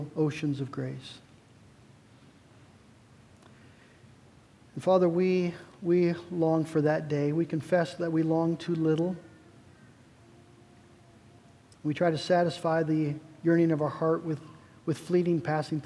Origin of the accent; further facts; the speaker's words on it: United States; as American Christians